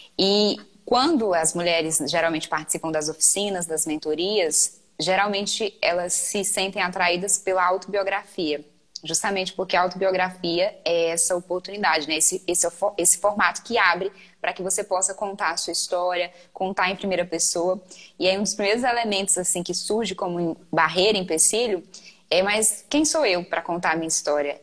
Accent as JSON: {"language": "Portuguese", "region": "Maranhão", "country": "Brazil", "said": "Eu sou maranhense"}